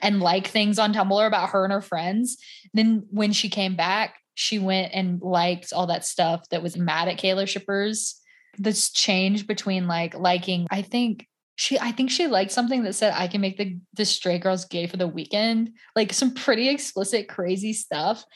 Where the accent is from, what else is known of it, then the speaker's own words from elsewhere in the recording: Southern United States, United States; accent: Southern; when I get around more Southern people, my Southern accent comes out a lot more.